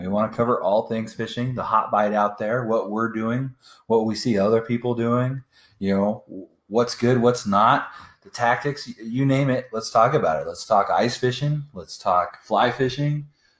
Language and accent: English; Colorado, United States; I grew up fishing in Colorado for, I've been fishing since I was in diapers.